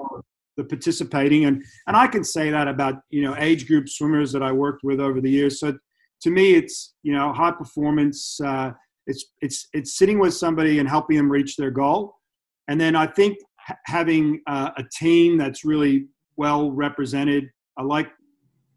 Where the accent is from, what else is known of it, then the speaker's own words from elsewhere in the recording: United States; now in Australia; I grew up in the States, so I've got that college experience, high school and dual meets